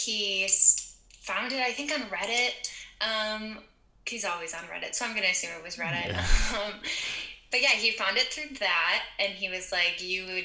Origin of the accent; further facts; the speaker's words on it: Michigan, United States; also born or lived in Manhattan, New York; now in Detroit, United States; I am from Michigan. I'm in the Midwest of the United States. I grew up in a really small and conservative town